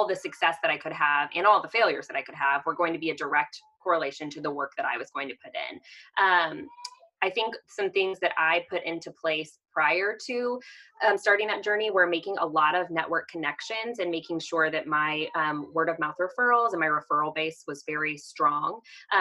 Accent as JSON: {"language": "English", "town": "Kansas City", "country": "United States", "also_born_or_lived": "Texas", "said": "I am originally from the Kansas City area. So I am a Midwest girl at heart."}